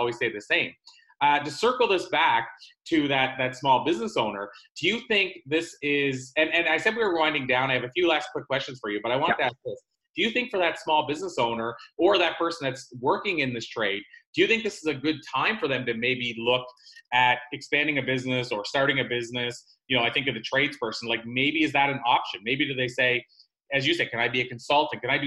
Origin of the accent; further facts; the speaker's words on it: Prince Edward Island, Canada; grew up in the Maritimes, Atlantic Canada